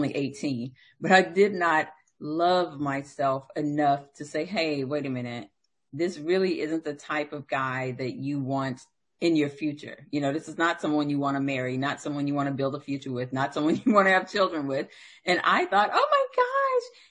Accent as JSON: {"language": "English", "region": "the South", "country": "United States", "said": "I'm from the South."}